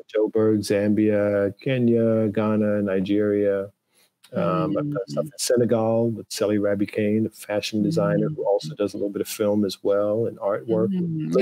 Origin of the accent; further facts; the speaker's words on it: U.S. Virgin Islands; moved away; growing up in St. Thomas